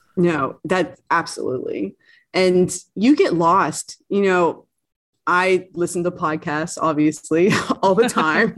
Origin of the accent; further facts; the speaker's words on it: East Coast, United States; being an East Coaster and growing up on the East Coast